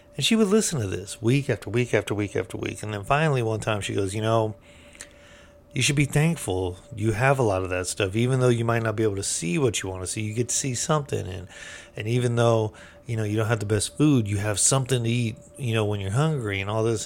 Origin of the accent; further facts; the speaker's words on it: United States; being American